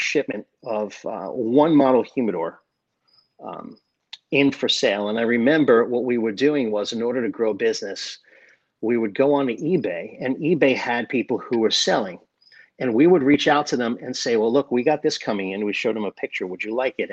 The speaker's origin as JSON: {"language": "English", "area": "South Shore of Long Island", "region": "New York", "country": "United States", "tie": "born or raised there", "moved": "yes", "lives_now": "Davie, Florida, United States", "said": "I grew up on the South Shore of Long Island."}